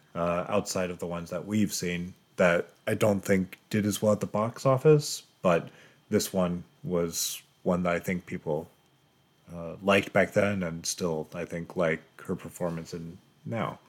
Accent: Colorado, United States; moved away; also born or lived in Japan / Seattle; I'm originally from Colorado, which is like bone dry.

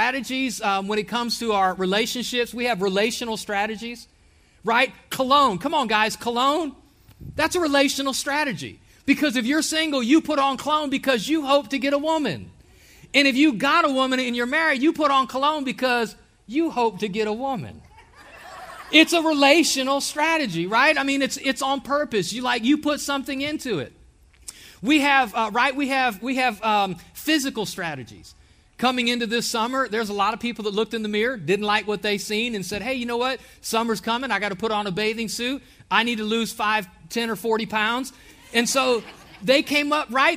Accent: Ohio, United States; moved away as an adult; now in Alabama, United States; Myself, my family, and I, we are from Ohio.

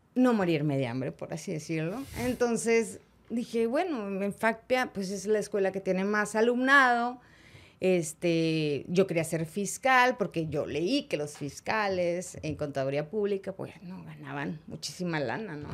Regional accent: Monterrey, Nuevo León, Mexico; Soy de Monterrey, soy regia, 100%. No nací en la conchita, nací en el IMSS.

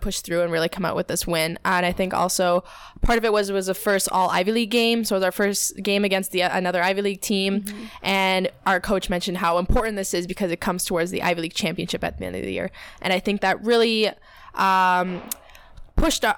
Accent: Toronto, Ontario, Canada; moved away; I'm from Toronto

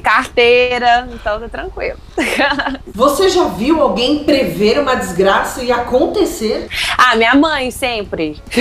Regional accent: Minas Gerais, Brazil; Como mineiro

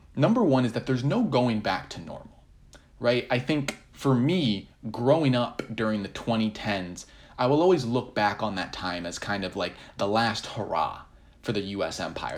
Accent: United States; I still feel very American at heart

